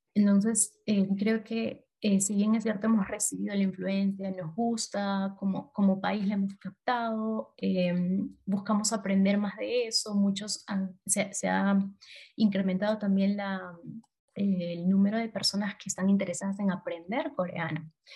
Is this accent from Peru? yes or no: yes; Peru; artículos que nosotros producimos como peruanos